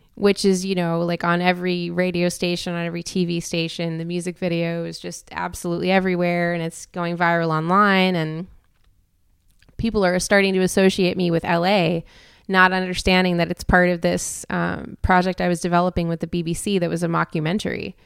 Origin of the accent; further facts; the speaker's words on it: Canada; moved away; also born or lived in Europe; a Canadian with dual citizenship to America